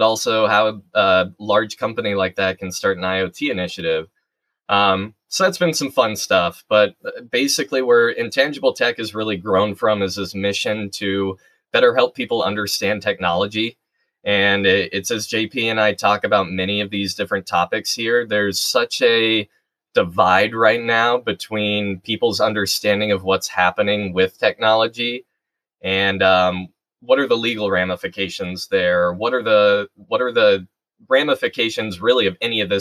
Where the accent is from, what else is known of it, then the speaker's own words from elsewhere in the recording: Muncie, Indiana, United States; where we grew up in Muncie